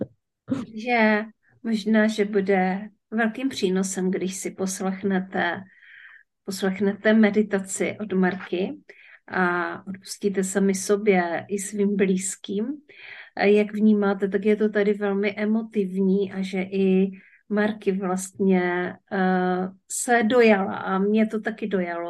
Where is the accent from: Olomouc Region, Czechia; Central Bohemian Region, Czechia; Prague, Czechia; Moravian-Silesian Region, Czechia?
Moravian-Silesian Region, Czechia; Ostrava; moved away; also born or lived in Opava District; já jsem se narodila v Ostravě, mm-hmm. nejsem, nejsem z Ostravy, nevysíláme teďka z Ostravy, nemáme to k sobě tak blízko, ale v každém případě eh, pocházím ze Severní Moravy